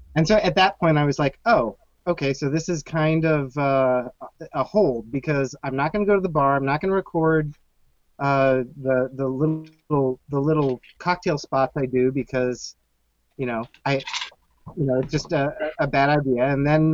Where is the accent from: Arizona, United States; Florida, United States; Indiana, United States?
Arizona, United States; Phoenix; now in Chicago, United States; I grew up in Phoenix